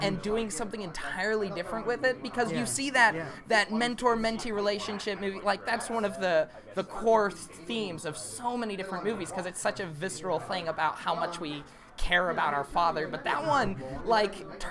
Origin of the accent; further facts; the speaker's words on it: Fairbanks, Alaska, United States; I grew up in Alaska